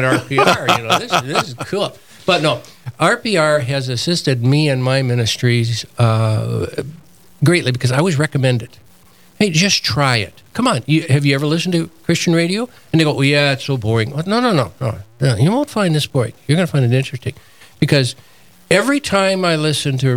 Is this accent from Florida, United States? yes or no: no; Moorhead, Minnesota, United States; the radio station in my hometown, Moorhead